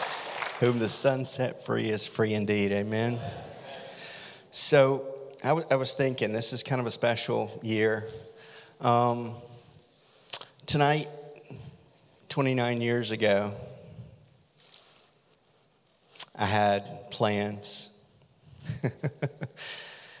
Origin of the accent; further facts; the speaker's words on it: Deep South, United States; I grew up in the Deep South